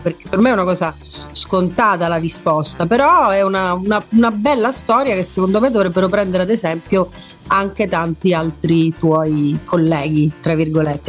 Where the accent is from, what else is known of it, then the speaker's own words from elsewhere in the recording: Messina, Sicily, Italy; sono messinese, sono una fundraiser